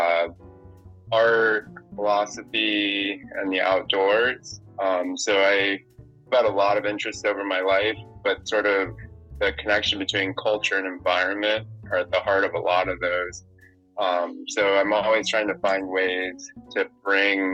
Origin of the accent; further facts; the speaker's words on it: South Florida, United States; now in Maine, United States; I grew up in South Florida